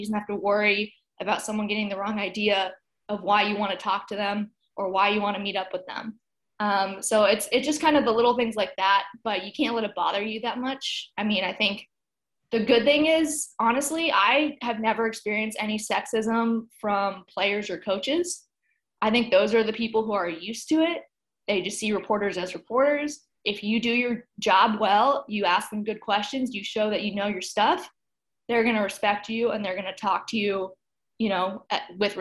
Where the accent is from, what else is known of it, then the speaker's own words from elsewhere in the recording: San Jose, California, United States; moved away as an adult; also born or lived in Missouri / Louisville; now in Memphis, United States; I grew up in San Jose, California, which is the Bay Area